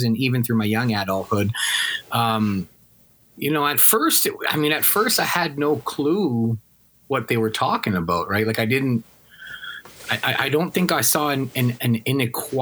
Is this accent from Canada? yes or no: yes; Regina, Saskatchewan, Canada; I grew up in Regina at that time